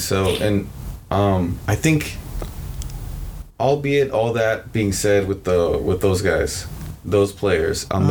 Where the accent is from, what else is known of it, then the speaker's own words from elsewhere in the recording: United States; being American